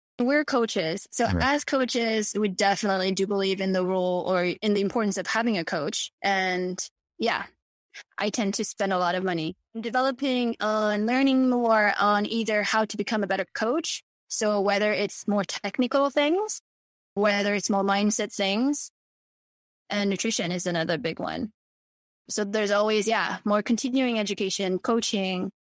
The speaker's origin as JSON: {"language": "English", "country": "Mauritius", "tie": "born there", "said": "because I was born in Mauritius, and people from Mauritius who would have reached out to me prior"}